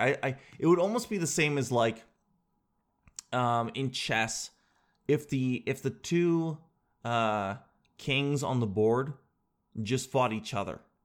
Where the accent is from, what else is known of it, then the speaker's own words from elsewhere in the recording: Canada; I'm Canadian